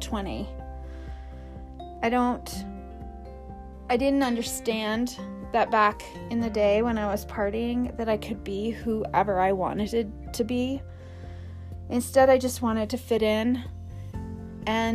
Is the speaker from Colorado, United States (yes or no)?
yes; Aspen, Colorado, United States; since the age of 12, growing up in Aspen, Colorado, during the 80s